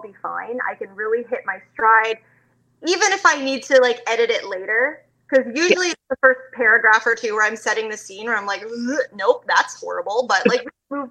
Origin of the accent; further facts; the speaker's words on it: Canada; also born or lived in London, Ontario; I'm from Canada.